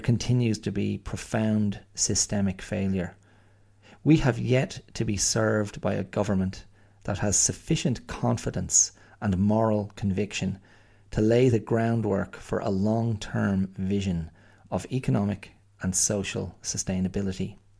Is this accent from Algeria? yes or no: no; Ireland; I am Irish